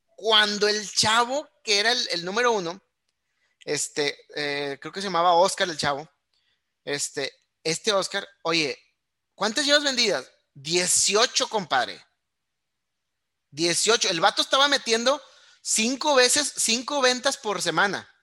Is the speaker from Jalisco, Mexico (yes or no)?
no; Monterrey, Nuevo León, Mexico; yo soy nacido y criado aquí en Monterrey